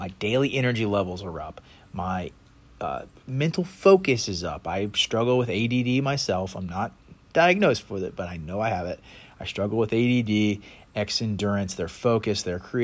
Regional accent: Myrtle Beach, South Carolina, United States; I'm from Myrtle Beach

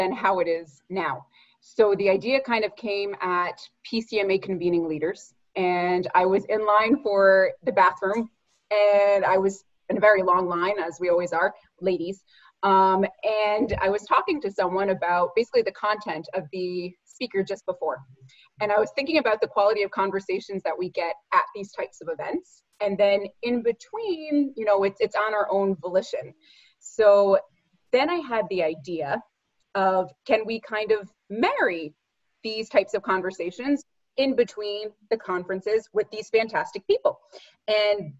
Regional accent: United States; now in Montreal, Canada; I'm an American girl in Montreal

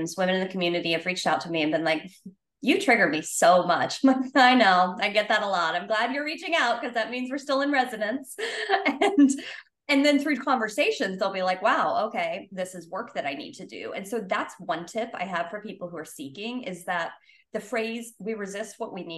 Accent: the South, United States; I grew up in the South

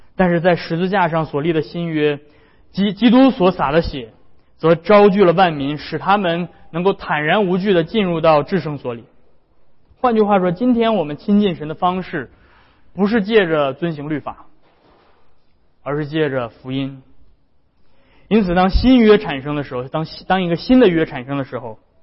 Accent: China; 我们中国人也非常讲究这个家族， 非常讲究家人的和睦

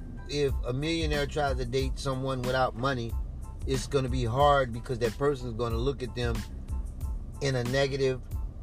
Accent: Chicago, Illinois, United States; who does not have any connection to what type of lifestyle I grew up with. You don't know nothing about growing up in Chicago on the southern side or the northern side.

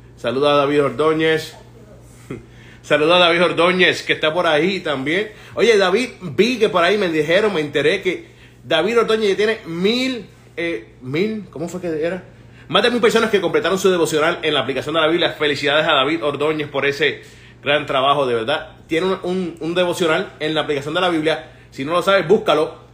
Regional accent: Puerto Rico; yo creciendo en Puerto Rico

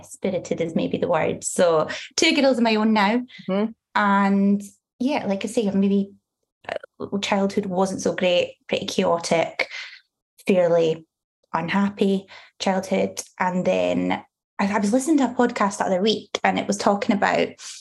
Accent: Dundee, Scotland, United Kingdom; I was born in Dundee, grew up in St Mary's.

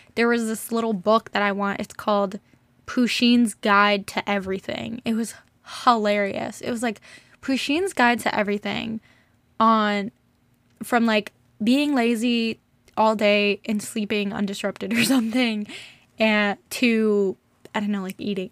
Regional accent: United States; growing up in America is just great in certain ways, not great in others

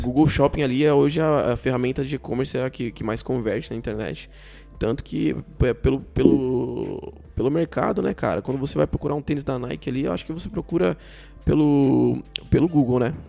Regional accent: São Paulo, Brazil; eu sou de São Paulo

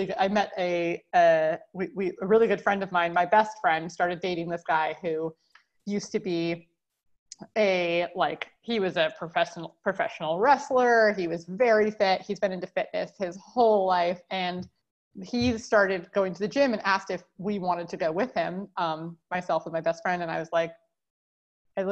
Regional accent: California, United States; I grew up in California

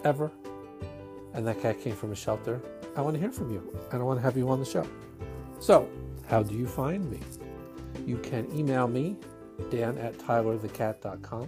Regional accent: New York, United States; accent: Brooklyn Jewish; my Brooklyn Jewish accent

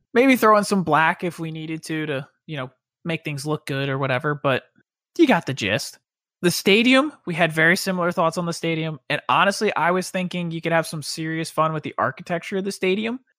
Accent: Pennsylvania, United States; moved away; I'm from Pennsylvania

